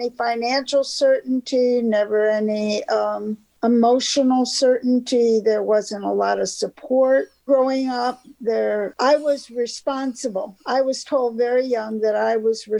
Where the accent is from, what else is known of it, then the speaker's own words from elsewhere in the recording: Thousand Islands, New York-Canadian border, United States; moved away as an adult; also born or lived in Florida / Chicago / Memphis; I grew up on the New York-Canadian border in a resort area called the Thousand Islands.